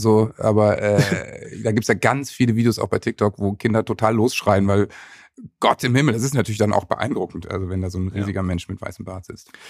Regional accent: Worpswede, Lower Saxony, Germany; in dem wunderschönen Dorf Bobswede, wo ich aufgewachsen bin. Das ist so ein Künstlerdorf mit sehr viel Kunst und Kultur

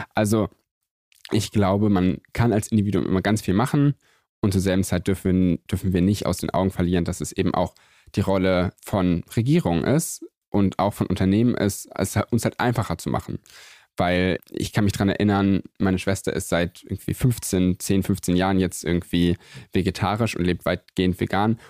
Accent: Göttingen, Lower Saxony, Germany; ich bin aufgewachsen in Göttingen, das ist so eine ganz klassische kleine Universitätsstadt

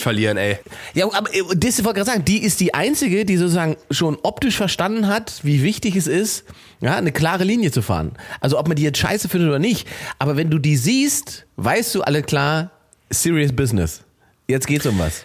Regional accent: Germany; ich habe hier diesen deutschen Pass

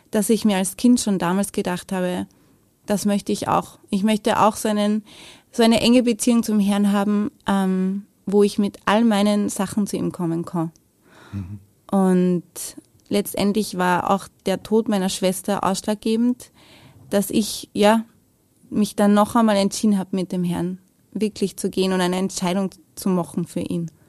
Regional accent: Lower Austria, Austria; also born or lived in Vienna; Also geboren bin ich in Wien, aber ich lebe, also habe gelebt damals in der Nähe von Wien. Also Niederösterreich, aber fast in Wien.

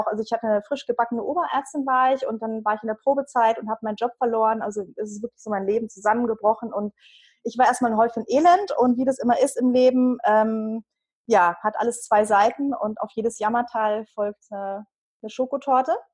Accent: Bavaria, Germany; Ich äh, bin seit 15 Jahren, 15 Jahren, also ich bin aus Bayern, das hört man

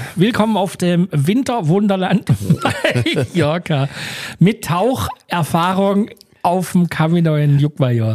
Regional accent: Germany; wir sind Deutsche

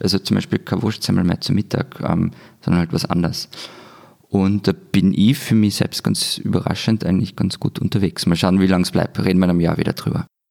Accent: Tyrol, Austria; accent: Tyrolean; mit meinem Tiroler Dialekt

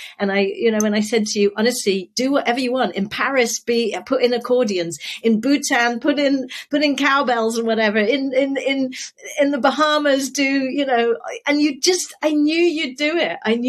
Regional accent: United Kingdom; moved away as an adult; now in United States; I'm a Brit

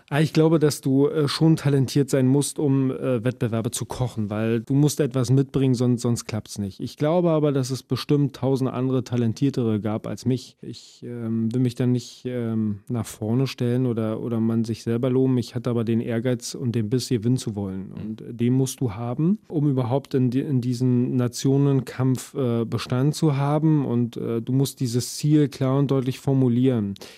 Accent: Brandenburg, Germany; grundsätzlich Brandenburger bin ich ja

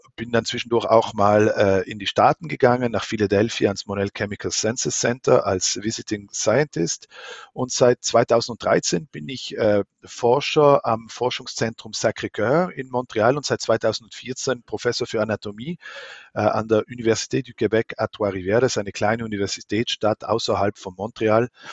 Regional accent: near Merano, South Tyrol, Trentino-Alto Adige, Italy; moved away as an adult; also born or lived in Lucerne, Switzerland / Vienna, Austria; Ich bin in Südtirol aufgewachsen. Meine Mutter ist aus der Schweiz, mein Vater ist ein Südtiroler äh, in Meran und neben Meran bin ich aufgewachsen

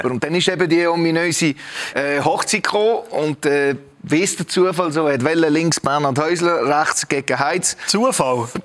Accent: Romandy, Switzerland; eigentlich bin ich ja aufgewachsen im Welschen, die ersten acht, neun Jahre.

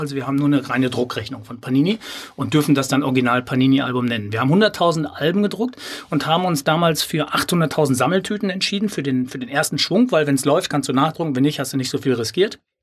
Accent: Sauerland, North Rhine-Westphalia, Germany; moved away as an adult; also born or lived in Cologne; ich bin ja gebürtiger Sauerländer

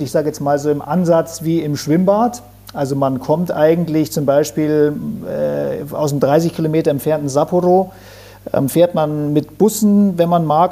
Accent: Bavaria, Germany; bei uns in Bayern oder in Deutschland.

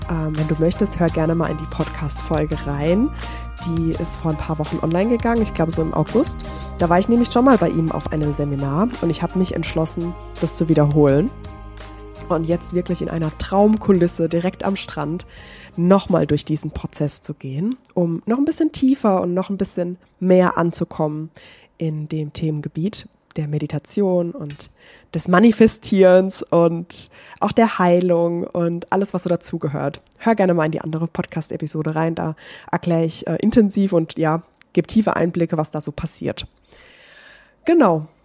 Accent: Baden-Württemberg, Germany; ich bin aber von meiner Heimatstadt, das ist Nähe Heidelberg gewesen, äh, beziehungsweise Stadt, es ist keine Stadt, es ist ein kleines Dorf.

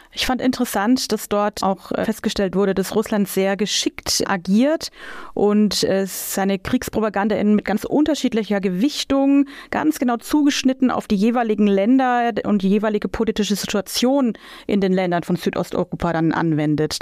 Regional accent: Germany; bei uns in Deutschland

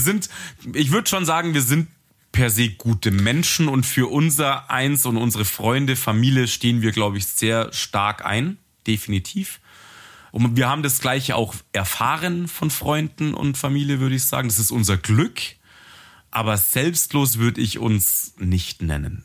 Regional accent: Germany; bei uns in Deutschland

